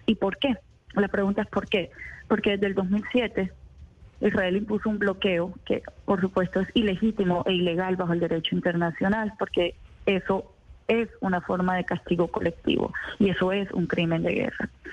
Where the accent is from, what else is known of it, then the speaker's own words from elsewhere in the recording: Barranquilla, Atlántico, Colombia; yo soy nacida en Barranquilla, soy palestina de tercera generación